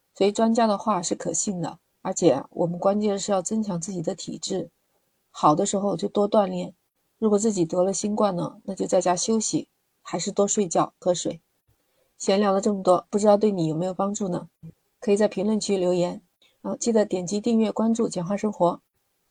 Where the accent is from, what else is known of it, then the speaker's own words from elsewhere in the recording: China; 我们中国人这一点真的特别好，我们会把水烧开了喝，不像国外。